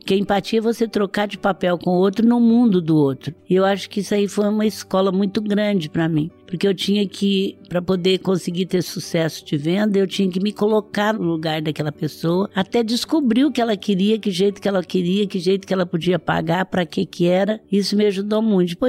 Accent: Franca, São Paulo, Brazil; Eu sou de Franca, o Magazine Luiza nasceu em Franca.

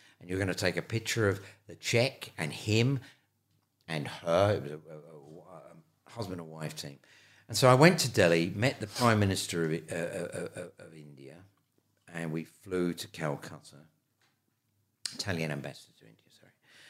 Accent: Ireland; you know, I'm Irish and I love Ireland. Ireland is a beautiful, beautiful country.

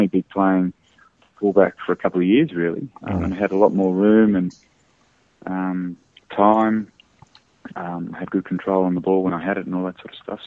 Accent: Australia; As an Australian

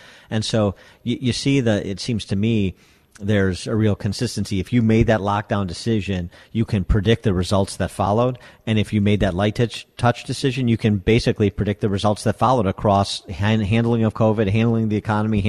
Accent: Illinois, United States; my home state of Illinois

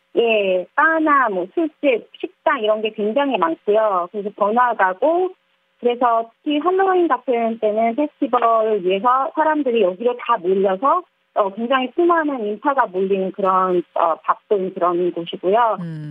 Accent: South Korea; moved away as an adult; now in Hong Kong; 한국 사람으로서

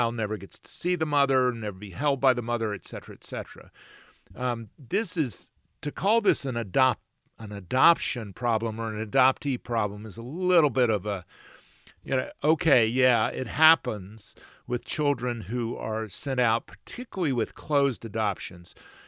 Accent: Macon, Georgia, United States; born there; Well, mine says I was born in Albany, Georgia, and I was in fact born in Macon.

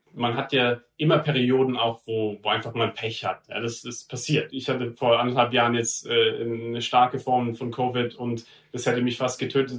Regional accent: Heidelberg, Baden-Württemberg, Germany; ich bin in Heidelberg aufgewachsen, im Süden

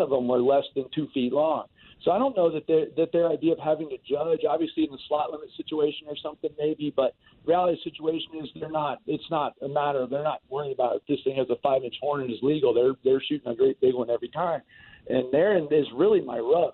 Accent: Florida, United States; moved away; I grew up in Florida

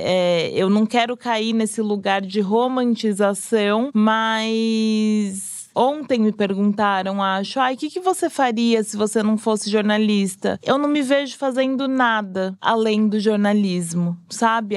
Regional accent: São Paulo, Brazil; eu sou de Pirituba, nascida e criada ali

